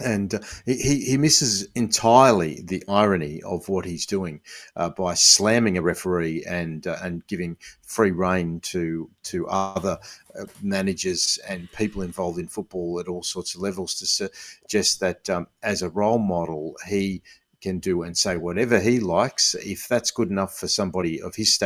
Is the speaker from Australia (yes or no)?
yes; Sydney, New South Wales, Australia; I grew up in Western Sydney.